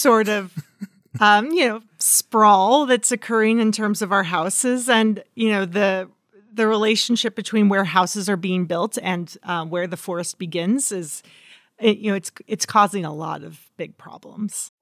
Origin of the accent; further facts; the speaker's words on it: Redding, California, United States; the car fire came to my hometown